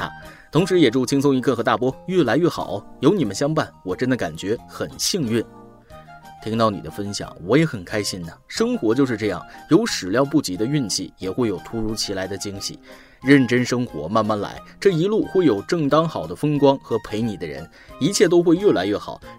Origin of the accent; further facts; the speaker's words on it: Shantou, Guangdong, China; 这个谐音梗笑话就提到了我的家乡汕头